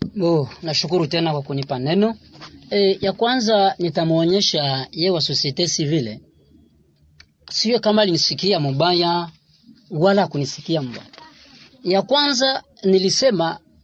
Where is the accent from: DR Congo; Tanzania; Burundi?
DR Congo; Congolese Barundi, South Kivu; Sisi tuko Wakongomani